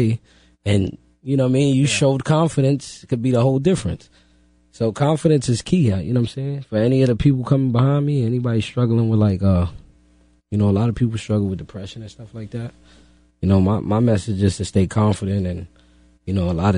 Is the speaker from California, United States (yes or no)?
no; New York City, New York, United States; I'm from the Bronx